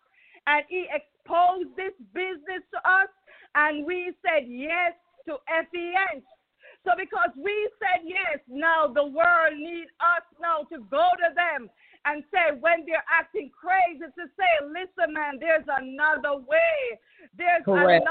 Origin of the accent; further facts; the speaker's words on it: Jamaica; now in Atlanta, United States; I am from Jamaica